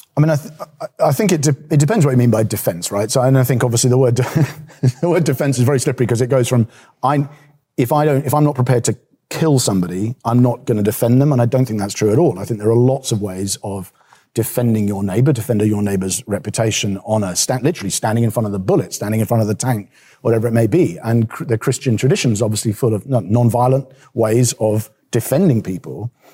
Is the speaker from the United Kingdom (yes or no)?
yes; England, United Kingdom; as an English person